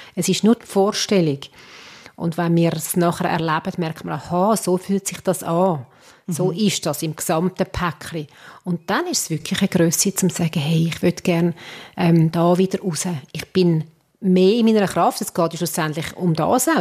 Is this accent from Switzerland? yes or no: yes; Switzerland; da sind wir Schweizer